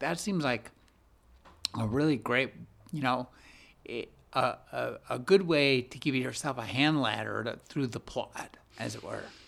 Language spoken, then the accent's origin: English; California, United States; I'm from California